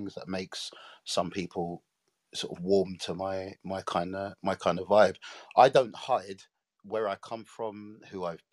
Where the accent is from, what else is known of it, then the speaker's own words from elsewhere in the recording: London, United Kingdom; I was born in South London in a place called Brixton